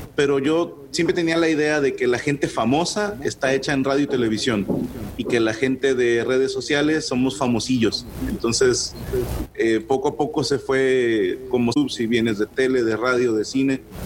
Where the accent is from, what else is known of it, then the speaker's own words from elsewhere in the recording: Monterrey, Nuevo León, Mexico; usábamos mucho terminología de aquí